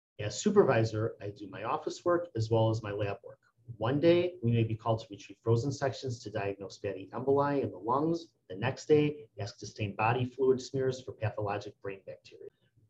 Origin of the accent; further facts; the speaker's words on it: Lincolnwood, Illinois, United States; I'm from Lincolnwood, Illinois, and I have been a histotechnologist for 17 years